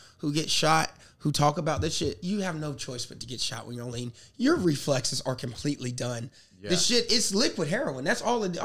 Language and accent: English; the Carolinas, United States; born or raised there; moved away as an adult; now in New York City, United States